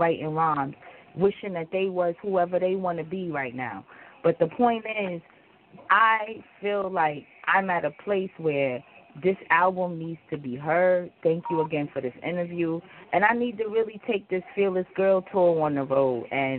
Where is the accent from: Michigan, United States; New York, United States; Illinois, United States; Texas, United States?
New York, United States; I'm a New Yorker.